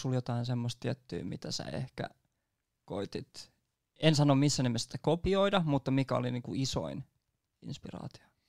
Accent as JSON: {"language": "Finnish", "town": "Nummela", "region": "Uusimaa", "country": "Finland", "said": "mä oon itsekin Nummelasta"}